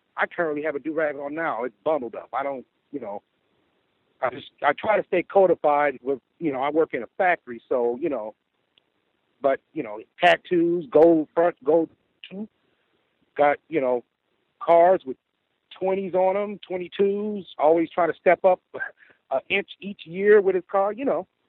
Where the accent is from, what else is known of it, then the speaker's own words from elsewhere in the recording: Midwest, United States; I am from the Midwest